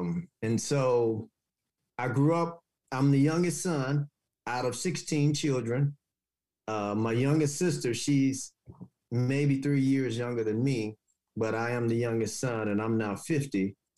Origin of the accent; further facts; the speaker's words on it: Haytown, Missouri, United States; moved away; I'm originally from Haytown, Missouri, a small little town south of St. Louis, like 3.5 hours, maybe 4 hours south of St. Louis. It was small. We had dirt roads, outhouses.